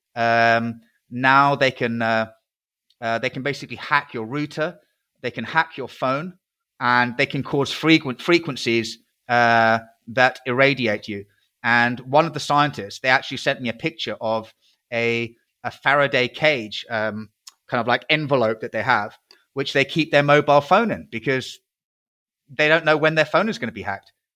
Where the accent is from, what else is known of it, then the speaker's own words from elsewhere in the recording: United Kingdom; I'm a British patriot.